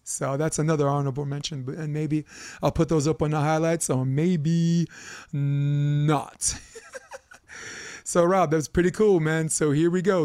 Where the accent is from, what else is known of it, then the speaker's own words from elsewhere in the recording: New York City, New York, United States; I'm a kid from Brooklyn